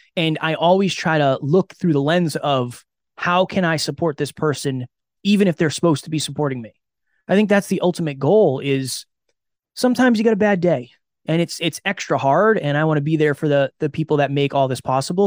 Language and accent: English; an hour outside of Boston, Massachusetts, United States; I grew up an hour outside of Boston